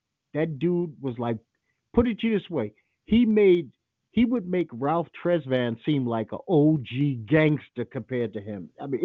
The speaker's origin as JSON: {"language": "English", "country": "Trinidad & Tobago", "said": "No, I'm not from Jamaica. My wife is straightening out in a second. I'm from Trinidad, dumbass."}